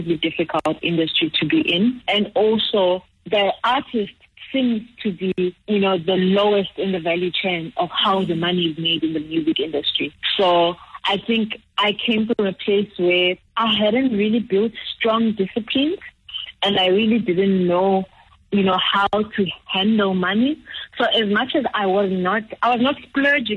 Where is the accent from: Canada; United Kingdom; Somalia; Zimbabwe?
Zimbabwe; moved away; growing up in Zimbabwe